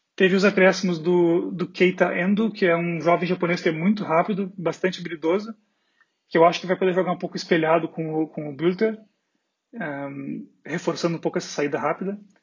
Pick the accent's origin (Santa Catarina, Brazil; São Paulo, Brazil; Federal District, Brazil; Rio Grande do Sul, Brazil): Rio Grande do Sul, Brazil; Porto Alegre; now in Berlin, Germany; eu sou de Porto Alegre, moro em Berlim